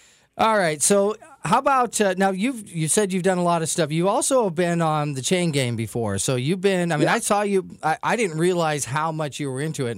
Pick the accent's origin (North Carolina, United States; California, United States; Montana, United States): Montana, United States; Butte; my hometown of Butte, Montana